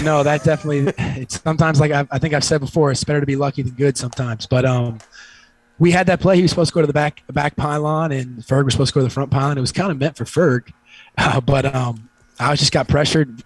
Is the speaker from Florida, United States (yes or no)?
yes; Fort Lauderdale, Florida, United States; I grew up here born and raised in Fort Lauderdale